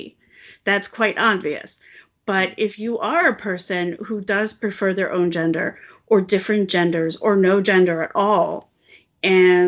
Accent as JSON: {"language": "English", "country": "United States", "said": "I'm American"}